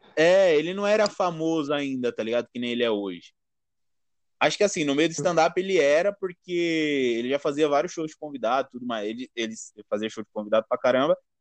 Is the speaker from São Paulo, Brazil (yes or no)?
yes; Guaianazes, São Paulo, Brazil; Eu sou de Guaianazes, mano. Eu moro Guaianazes